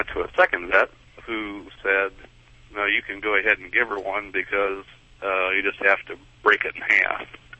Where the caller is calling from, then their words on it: The Woodlands, Texas, United States; The Woodlands.